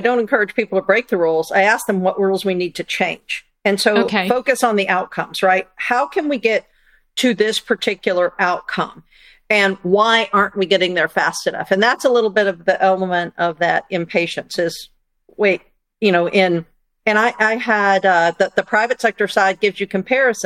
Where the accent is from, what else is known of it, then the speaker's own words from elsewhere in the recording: United States; as an American